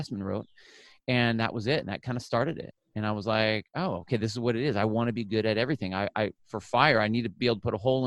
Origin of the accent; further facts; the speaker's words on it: Phoenix, Arizona, United States; moved away as an adult; also born or lived in California; born in California. I grew up in Arizona. So from like 5 years old to like high school was in Phoenix